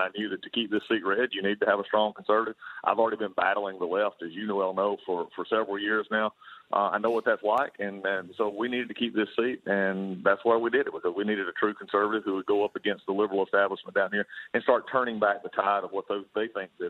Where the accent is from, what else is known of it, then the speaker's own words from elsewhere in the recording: Gainesville, Georgia, United States; my hometown of Gainesville